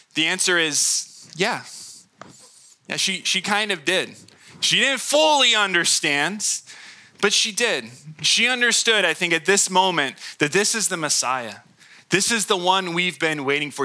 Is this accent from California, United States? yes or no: yes; Hemet, California, United States; I was born in Hemet.